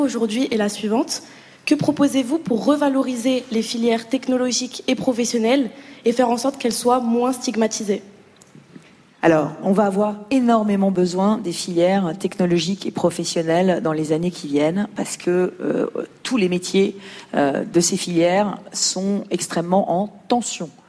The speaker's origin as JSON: {"language": "French", "town": "Lyon", "region": "Auvergne-Rhône-Alpes", "country": "France", "said": "je viens de Lyon"}